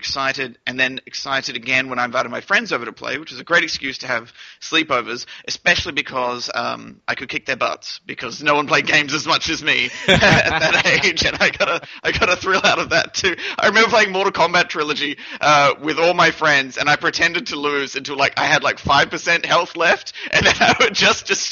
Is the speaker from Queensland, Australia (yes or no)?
yes; Brisbane, Queensland, Australia; also born or lived in New Zealand / Toowoomba, Queensland; I was born in New Zealand, and I moved to Brisbane when I was about 5 or 6